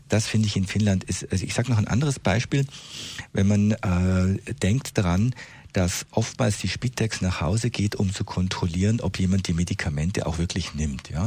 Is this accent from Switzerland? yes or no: yes; Switzerland; bei uns in der Schweiz